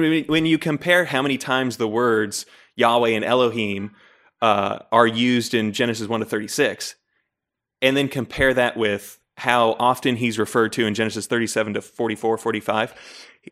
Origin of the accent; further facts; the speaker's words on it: Layton, Utah, United States; also born or lived in Fairfax, Virginia; when I was nine months old, we moved to Layton, Utah